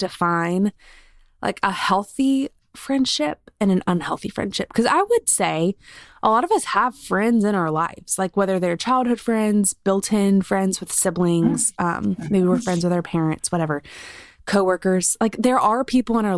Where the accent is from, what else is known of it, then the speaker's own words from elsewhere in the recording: Columbia, South Carolina, United States; I grew up in Columbia, so only like an hour and a half away